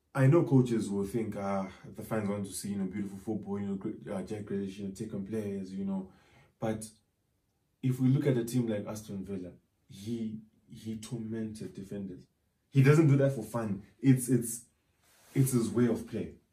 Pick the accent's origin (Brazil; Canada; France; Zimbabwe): Zimbabwe; Zim, probably, uh, you know, because that's my home country